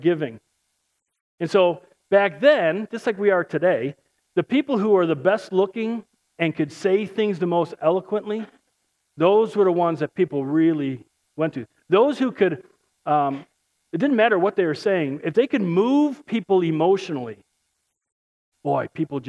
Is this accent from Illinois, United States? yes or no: yes; Chicago, Illinois, United States; I'm from Chicago. I can't speak right